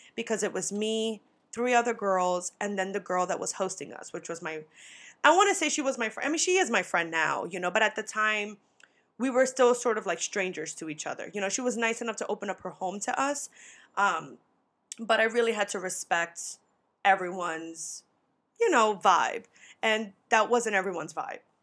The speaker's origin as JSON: {"language": "English", "region": "New York", "country": "United States", "said": "I'm from New York"}